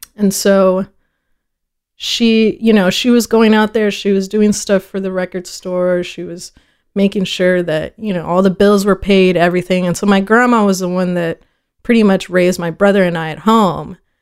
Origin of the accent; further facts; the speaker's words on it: Fort Worth, Texas, United States; first language Spanish; English is a second language; also born or lived in El Paso / Ciudad Juarez; I was born in El Paso, uh, at about four, which is probably the earliest I can remember or have memories from, we moved to Fort Worth.